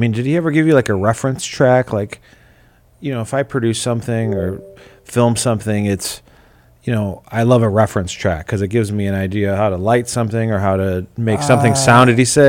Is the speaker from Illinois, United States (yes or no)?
yes; Chicago, Illinois, United States; also born or lived in Minneapolis; I'm from Chicago, and Michael Jordan was gigantic when I was growing up in the 90s.